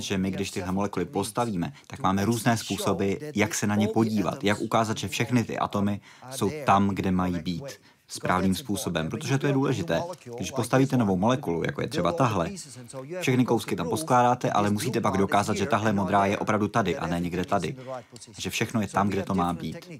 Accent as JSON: {"language": "Czech", "country": "Netherlands", "said": "Já jsem samozřejmě z Nizozemska"}